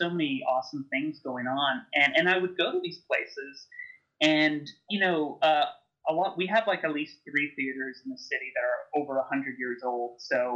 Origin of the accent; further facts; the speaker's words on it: Montreal, Quebec, Canada; moved away; also born or lived in Toronto; I was from Montreal, where we have this tradition of midnight movies, and that didn't seem to really exist in Toronto